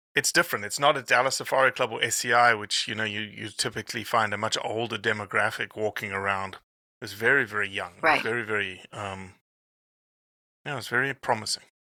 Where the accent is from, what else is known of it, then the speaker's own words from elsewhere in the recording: South Africa; moved away as an adult; now in United States; I'm still a South African